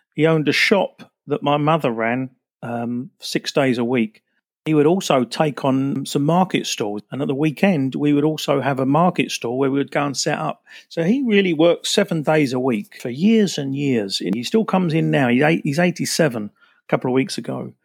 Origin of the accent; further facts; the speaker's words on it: Basildon, East of England, United Kingdom; also born or lived in Billericay; I was actually born in Essex. I was born in Billericay, nineteen sixty-five